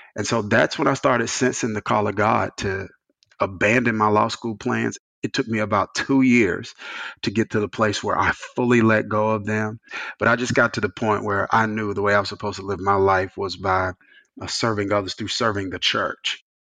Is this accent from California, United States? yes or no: no; rural Mississippi, United States; moved away as an adult; also born or lived in New Jersey; I came from Mississippi, which was Bible Belt, small. My dad led a smaller church, bivocational. He's a bivocational pastor for the majority of my my childhood